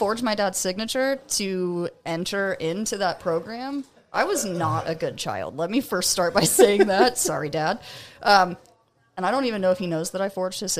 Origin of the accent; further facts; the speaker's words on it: Lisbon, Ohio, United States; moved away as an adult; I'm from Northeast Ohio, mm-hmm. a podunk middle-of-nowhere town called Lisbon. It's literally like 3,000 people still in 2022.